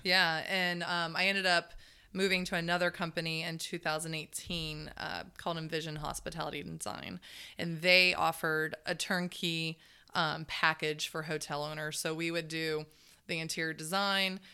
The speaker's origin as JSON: {"language": "English", "town": "Zephyrhills", "region": "Florida", "country": "United States", "tie": "born or raised there", "also_born_or_lived": "Dade City, Florida", "said": "I was raised in Zephyr Hill my whole life"}